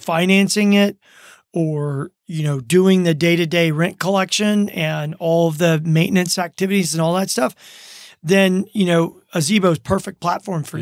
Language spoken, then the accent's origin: English; Baton Rouge, Louisiana, United States; moved away as an adult; also born or lived in Germany / Minneapolis, Minnesota; now in Reno, United States; I grew up in Baton Rouge, Louisiana